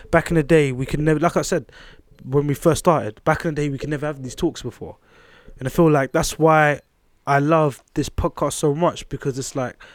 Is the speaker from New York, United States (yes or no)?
yes; Queens, New York, United States; Queens. I'm from Queens for a reason.